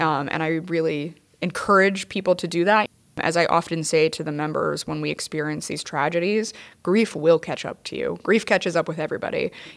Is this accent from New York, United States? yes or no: yes; New York City, New York, United States; a New Yorker and a member of the F D N